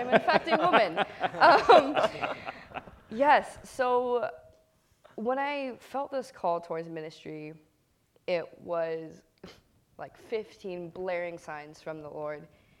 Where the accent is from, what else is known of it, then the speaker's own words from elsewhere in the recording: Kailua, Hawaii, United States; I'm from Kailua on the island of Oahu.